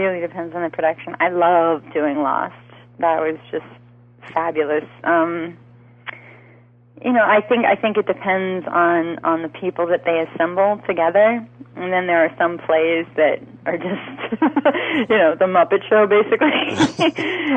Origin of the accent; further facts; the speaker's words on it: New York, United States; I'm also from New York